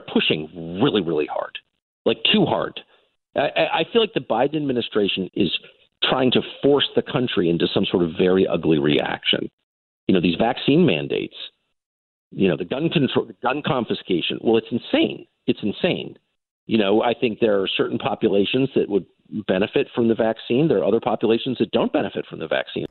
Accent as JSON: {"language": "English", "country": "United States", "tie": "born or raised there", "said": "I'm literally American. I have tons of American attitudes. I grew up here"}